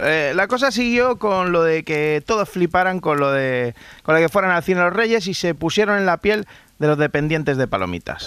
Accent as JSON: {"language": "Spanish", "town": "Madrid", "region": "Community of Madrid", "country": "Spain", "said": "como decimos los de Madrid"}